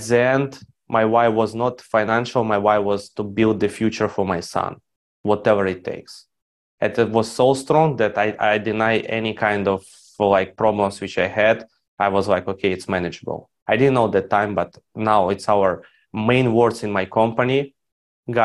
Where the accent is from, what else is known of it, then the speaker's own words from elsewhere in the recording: Ukraine; I grew up in Ukraine.